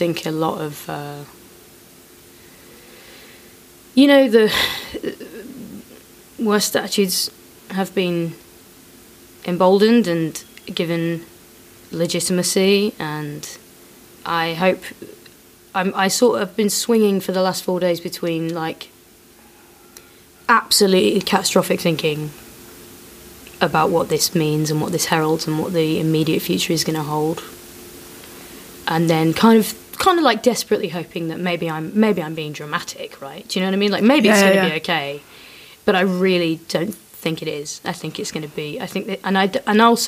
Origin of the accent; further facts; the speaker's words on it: Leicester, East Midlands, United Kingdom; I grew up in Leicester